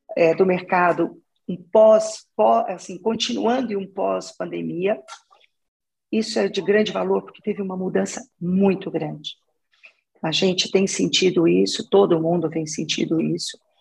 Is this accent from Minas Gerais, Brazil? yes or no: yes; Minas Gerais, Brazil; moved away as an adult; now in São Paulo, Brazil; eu sou de Minas, sou mineira. Eu estou em São Paulo já trabalhando há 25 anos.